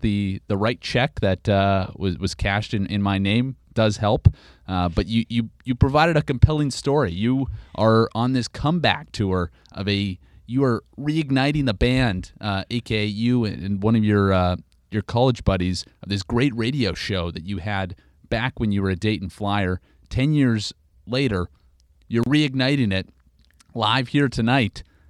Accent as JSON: {"language": "English", "country": "Canada", "tie": "born or raised there", "lives_now": "United States", "said": "No, as you can tell, I have my Midwestern roots, Trubinsky. But, born and raised in Canada, yes."}